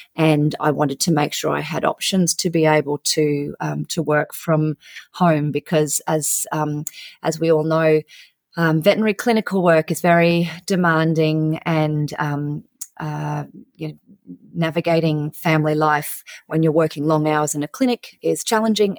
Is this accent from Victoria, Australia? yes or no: no; central Queensland, Australia; I grew up on a beef cattle property in, um, regional central Queensland in Australia